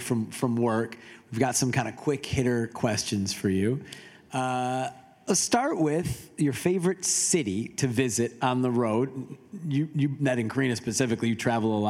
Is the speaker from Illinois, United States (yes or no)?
yes; Chicago, Illinois, United States; now in Portland, United States; I'm from Chicago as well